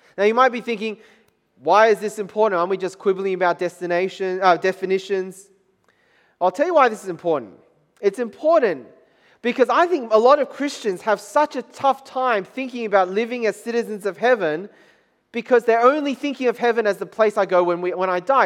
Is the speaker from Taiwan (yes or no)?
yes; Taiwan; moved away; in Taiwan, country of my, my home country